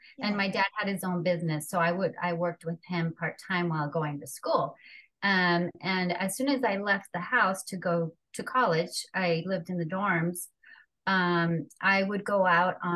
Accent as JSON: {"language": "English", "town": "Los Angeles", "region": "California", "country": "United States", "tie": "born or raised there", "accent": "Mexican", "first_language": "Spanish", "second_language": "English", "said": "was born and raised in Los Angeles"}